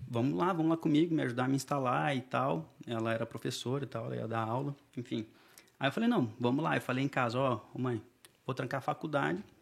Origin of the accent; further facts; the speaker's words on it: Porto Alegre, Rio Grande do Sul, Brazil; moved away as an adult; Não, então, nasci, cresci em Porto Alegre, morei lá até os 19 anos, mais ou menos, quando eu saí do Brasil.